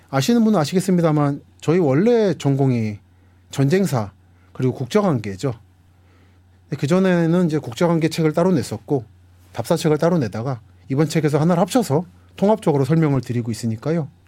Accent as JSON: {"language": "Korean", "region": "Seoul", "country": "South Korea", "tie": "born or raised there", "also_born_or_lived": "Busan", "said": "저는 서울에서 태어나서 자랐기 때문에 서울 사람입니다만서도 부모님이 부산 분들이세요."}